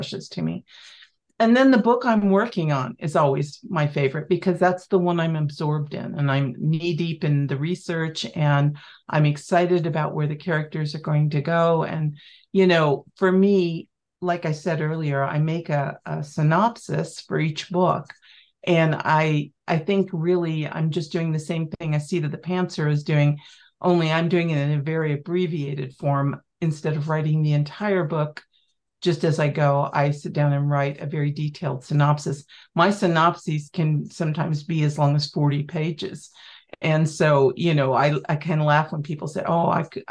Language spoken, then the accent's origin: English; Kansas, United States; moved away as an adult; now in Montana, United States; I was Kansas born and raised